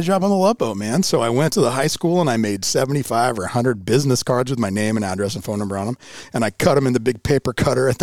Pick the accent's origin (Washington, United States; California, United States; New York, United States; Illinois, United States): Washington, United States; Bellevue; also born or lived in Pullman; I grew up in Bellevue, elementary school, junior high, high school